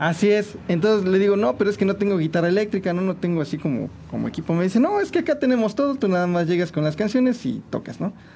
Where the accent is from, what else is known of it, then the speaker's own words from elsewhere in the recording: San Juan del Río, Querétaro, Mexico; also born or lived in Mexico City; yo nací en Santiago de Querétaro, pero toda mi familia y toda la vida me la he pasado aquí en San Juan del Río, que este es, mi pueblo, mi, mi pueblo natal, mi ranchito